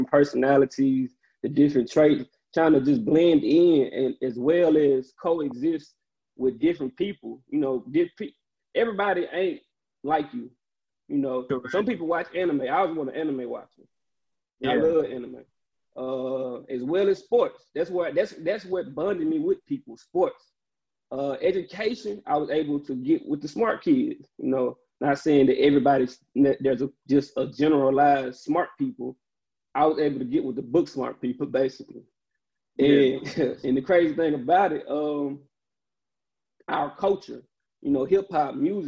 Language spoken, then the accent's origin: English; Jackson, United States; I'm from Jackson